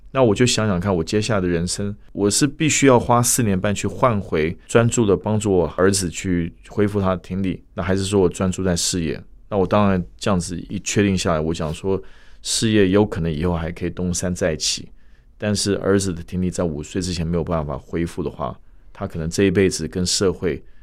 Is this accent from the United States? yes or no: yes; United States; moved away as an adult; also born or lived in Shanghai, China; now in Taiwan; 我本身是在美国出生长大，所以我中文、英文都可以